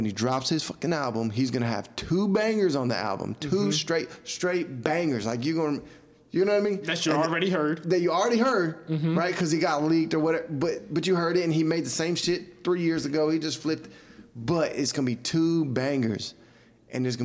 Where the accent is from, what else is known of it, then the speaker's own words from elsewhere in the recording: Atlanta, Georgia, United States; I'm from Atlanta